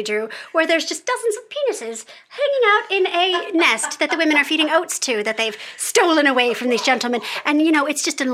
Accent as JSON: {"language": "English", "country": "United States", "also_born_or_lived": "London", "said": "as American children"}